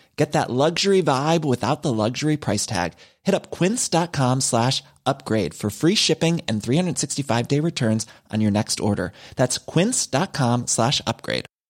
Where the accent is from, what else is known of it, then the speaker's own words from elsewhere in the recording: Wellingborough, East Midlands, United Kingdom; I was born in Wellingborough, born and bred. And I used to go to a local school, the Avenue School. I've lived here all my life.